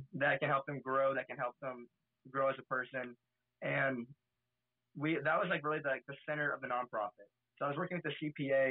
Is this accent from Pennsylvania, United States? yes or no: no; Denham Springs, Louisiana, United States; here in my hometown in Denham Springs in Louisiana